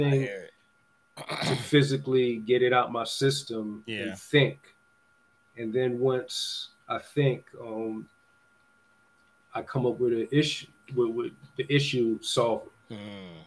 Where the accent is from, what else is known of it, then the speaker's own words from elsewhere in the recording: New York, United States; now in Los Angeles, United States; growing up in New York